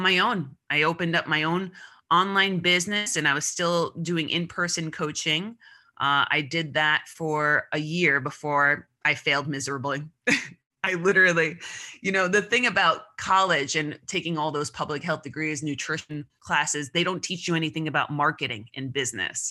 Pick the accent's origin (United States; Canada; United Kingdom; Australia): United States; Long Island, New York; I grew up on Long Island